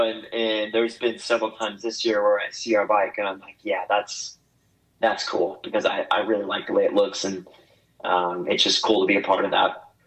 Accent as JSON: {"language": "English", "region": "Oklahoma", "country": "United States", "tie": "born or raised there"}